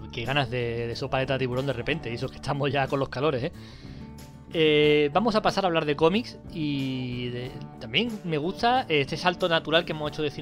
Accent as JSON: {"language": "Spanish", "town": "Málaga", "region": "Andalusia", "country": "Spain", "said": "somos de Málaga"}